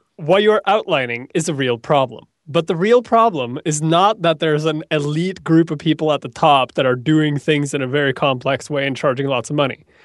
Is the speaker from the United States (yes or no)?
no; Norway; moved away; I come from Norway